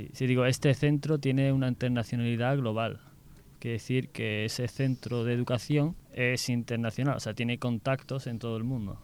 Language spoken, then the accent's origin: Spanish; Seville, Andalusia, Spain; soy también de Sevilla